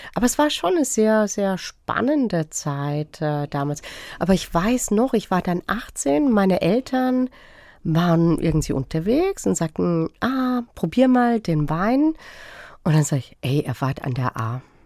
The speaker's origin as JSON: {"language": "German", "town": "Freiburg", "region": "Baden-Württemberg", "country": "Germany", "tie": "born or raised there", "said": "ich bin in Freiburg groß geworden"}